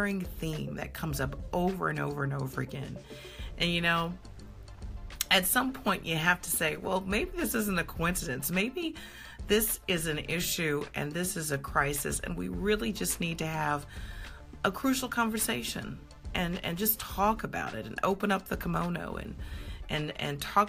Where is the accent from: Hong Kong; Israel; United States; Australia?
United States; Coral Springs, Florida; my hometown is Coral Springs, Florida. I grew up a large part of my youth in Coral Springs